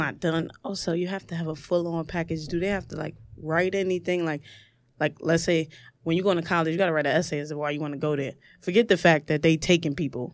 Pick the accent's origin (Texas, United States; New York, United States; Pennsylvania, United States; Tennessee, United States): New York, United States; New York City; I'm from the projects. I'm from Marcy Projects. It's a three-bedroom. There was about ten of us in, in my mom's bedroom